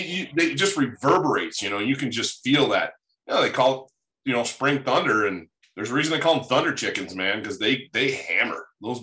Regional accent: Michigan, United States; moved away; growing up in Michigan

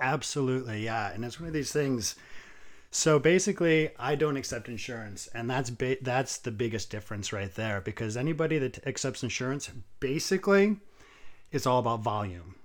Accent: New England, United States; also born or lived in Vermont / New Hampshire / Massachusetts; I was born in Massachusetts. Um, I lived the first seventeen years of my life in Vermont, New Hampshire, and Massachusetts, kind of, like, all around through there

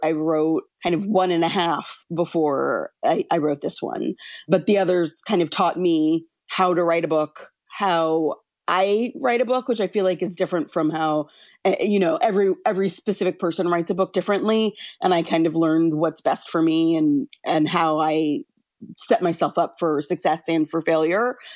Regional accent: California, United States; I grew up in California

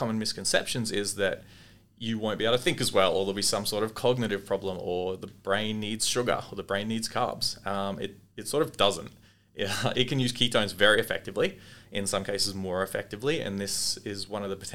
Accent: Australia; As Australian dietitians

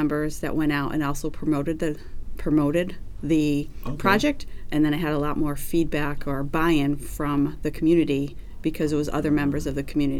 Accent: New York, United States; It's you know, we're from New York, so 3 hours difference.

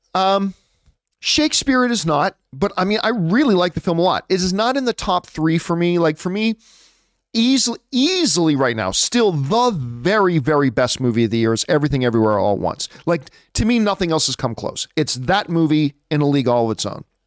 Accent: Canada; I am Canadian, right? I'm not American

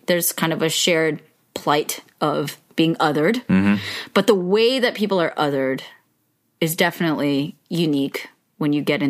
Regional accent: Yolo, California, United States; born or raised there

